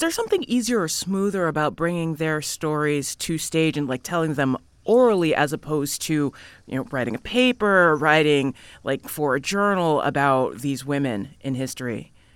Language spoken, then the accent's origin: English; Boston, Massachusetts, United States; I grew up in Boston and was in Metco